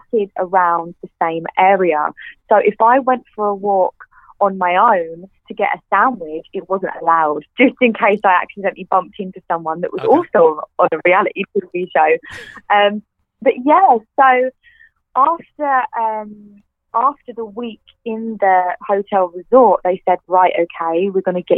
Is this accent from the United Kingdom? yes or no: yes; Clacton-on-Sea, East of England, United Kingdom; I grew up in a town called Clacton-on-Sea, and it's by the beach.